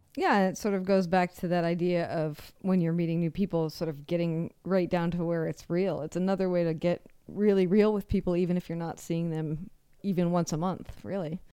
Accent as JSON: {"language": "English", "town": "Seattle", "region": "Washington", "country": "United States", "said": "I'm from Seattle"}